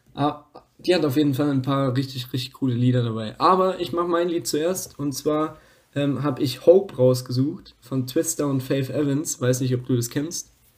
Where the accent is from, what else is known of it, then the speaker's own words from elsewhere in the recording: Lower Franconia, Bavaria, Germany; aus Unterfranken, wo ich herkomme, aus dem nördlichsten Teil von Bayern